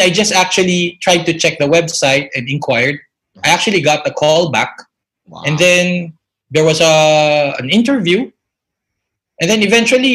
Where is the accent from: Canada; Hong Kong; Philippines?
Philippines; moved away as an adult; I came from the Philippines